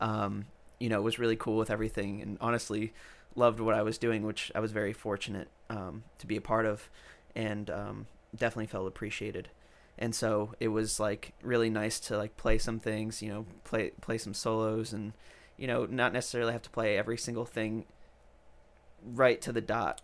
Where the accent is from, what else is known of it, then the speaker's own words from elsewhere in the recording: New York, United States; also born or lived in Rhode Island; now in Nashville, United States; I'm originally from New York.